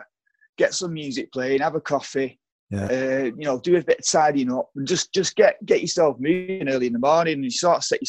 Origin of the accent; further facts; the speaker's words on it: Oldham, North West England, United Kingdom; also born or lived in Manchester; I grew up in Oldham, so I've lived all over, most part in Saddleworth.